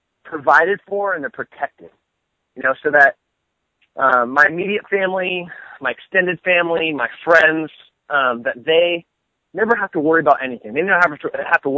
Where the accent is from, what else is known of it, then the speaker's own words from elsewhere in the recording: United States; I'm an American